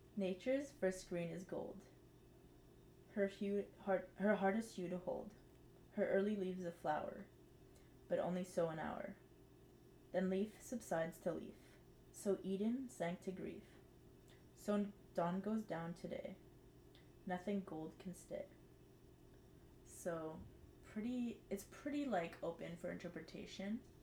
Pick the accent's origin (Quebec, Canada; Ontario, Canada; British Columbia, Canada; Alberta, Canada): Quebec, Canada; Montreal; also born or lived in Verdun, Montreal; technically I'm from the West